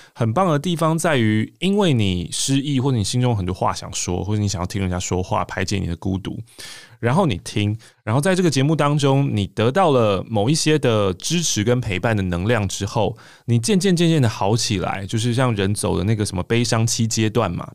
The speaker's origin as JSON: {"language": "Chinese", "town": "Taipei", "country": "Taiwan", "said": "我是台北人，我是台北人"}